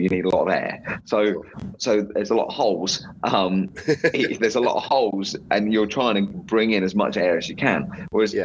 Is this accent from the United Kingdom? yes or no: yes; England, United Kingdom; as an English person